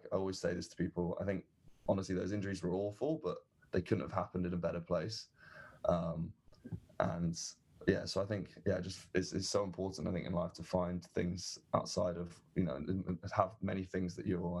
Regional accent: England, United Kingdom; moved away as an adult; also born or lived in Berkeley, California; coming into American culture as an English person

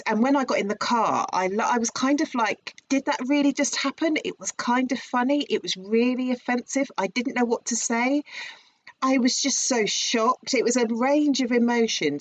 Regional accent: Herne Bay, South East England, United Kingdom; "Where are you from?" And I went, "Like Herne Bay,"

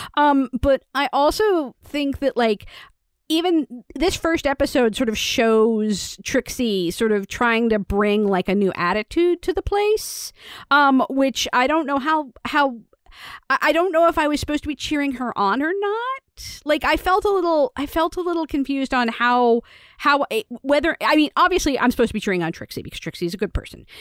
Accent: United States; I'm an American

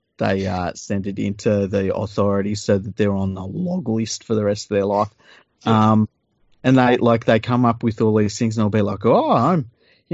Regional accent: Australia; I'm an Australian. It's all I've ever fucking known. Not from somewhere else, am I?

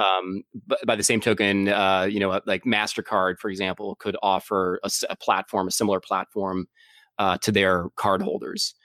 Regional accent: Boston, Massachusetts, United States; also born or lived in San Francisco; I grew up in, uh, in Boston area

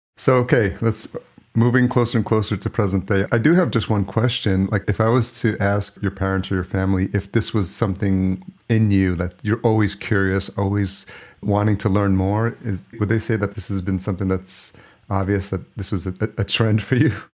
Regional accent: Yonkers, New York, United States; Yonkers, which is the city where I grew up.

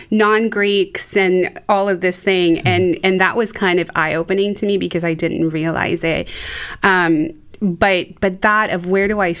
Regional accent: Mexico; now in United States; So um, I grew up in Mexico, always being just a little too American or mm. too white um, to be fully Mexican. And then I come to the United States

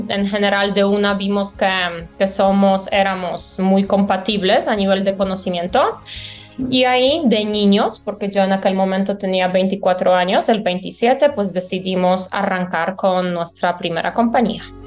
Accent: Poland; born or raised there; Spanish is a second language; moved away as an adult; also born or lived in Valencia, Spain; now in Colombia

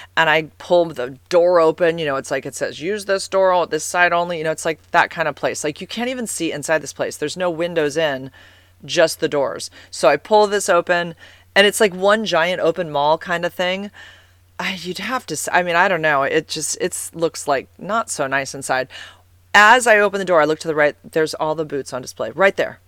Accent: San Carlos, California, United States; I grew up in San Carlos, and I went to this school called White Oaks

